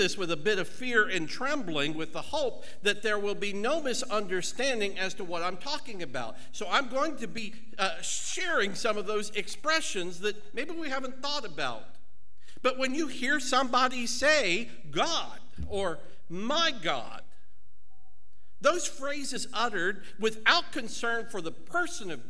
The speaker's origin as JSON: {"language": "English", "region": "Ohio", "country": "United States", "accent": "southern"}